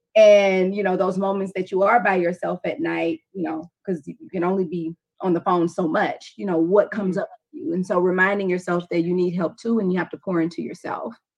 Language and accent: English; Louisiana, United States; I'm from Louisiana